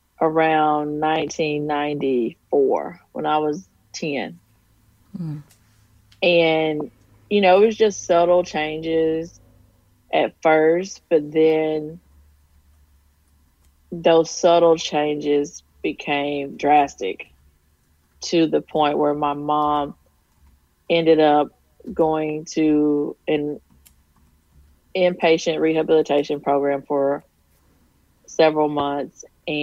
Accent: Texas, United States; I grew up in rural East Texas. My mom was a nurse. My stepdad worked at the local coal mine. And I grew up in a town of about 1,200 people

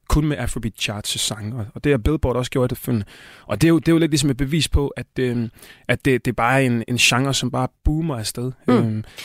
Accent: Tanzania; now in Denmark; Østafrika, Tanzania, hvor jeg kommer fra

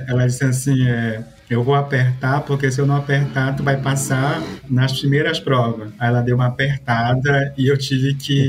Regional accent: Santarém, Pará, Brazil; moved away as an adult; also born or lived in Sinop, Mato Grosso / Lavras, Minas Gerais; Eu falo que eu sou de Santarém, né, município, mas meus pais moram na beira do rio

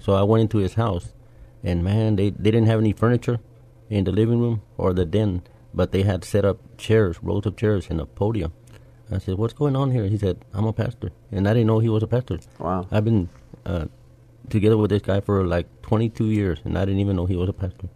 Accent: San Antonio, Texas, United States; I was born and raised here in San Antonio

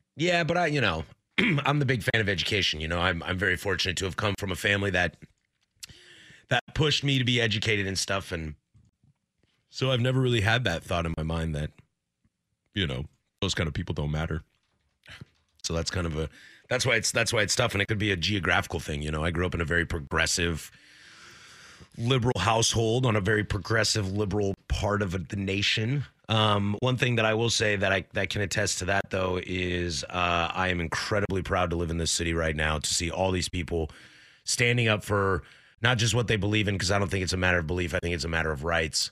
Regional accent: Pacific Northwest, United States; I was born, I am born and raised in the Pacific Northwest.

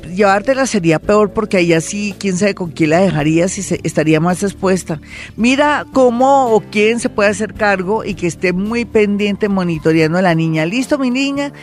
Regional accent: Mexico; soy mexicana

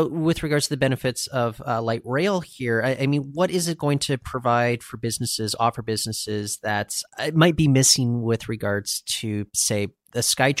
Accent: Surrey, British Columbia, Canada; I grew up in Surrey, and Doug McCollum, he was the mayor there when I was growing up in Surrey.

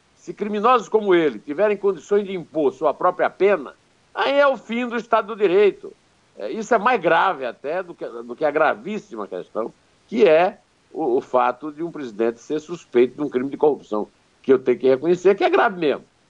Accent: Iraúna, Paraíba, Brazil; pertinho de Iraúna, minha terra, na Paraíba

